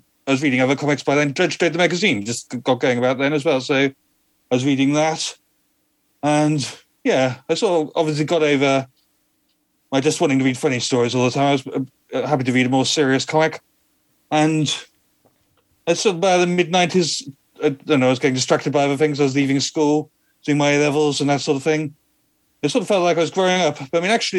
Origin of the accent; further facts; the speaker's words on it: Peterborough, East of England, United Kingdom; I grew up in Peterborough in Cambridgeshire